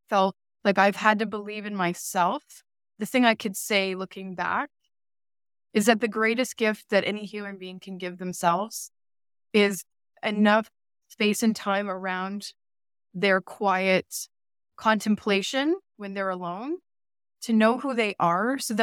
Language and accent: English; Brantford, Ontario, Canada; also born or lived in New York / Connecticut; now in Toronto, Canada; I went to school in Brantford, Ontario, and my high school was Brantford Collegiate Institute